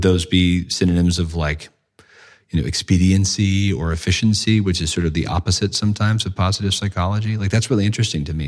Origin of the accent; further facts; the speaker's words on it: United States; moved away as an adult; also born or lived in London; I'm from the States